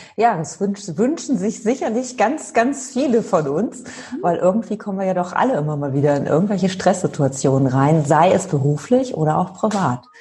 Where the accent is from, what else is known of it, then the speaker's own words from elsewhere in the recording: Cologne, North Rhine-Westphalia, Germany; also born or lived in Freising; ich komme ja aus Köln oder mhm. aus der Gegend von Köln komme ich, jetzt bin ich tatsächlich in Köln